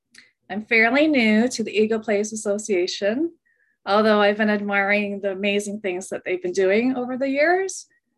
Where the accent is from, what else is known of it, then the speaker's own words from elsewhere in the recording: London, Ontario, Canada; now in Brantford, Canada; I'm originally from London, Ontario. My family moved to Brantford about 47 years ago.